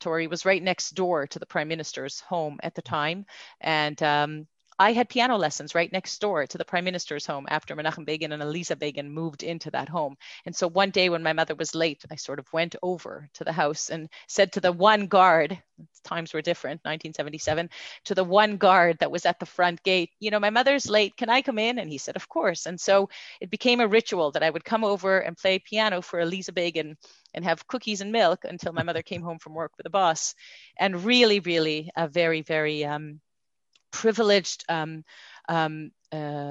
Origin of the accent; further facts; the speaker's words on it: Montreal, Quebec, Canada; accent: slight Canadian accent; also born or lived in Jerusalem, Israel; now in Israel; I grew up in Montreal